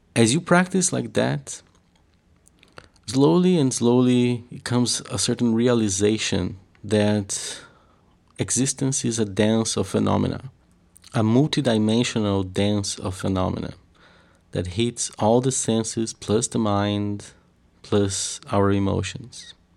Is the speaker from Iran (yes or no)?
no; Curitiba, Paraná, Brazil; I come from the south of Brazil in a city called, uh, Curitiba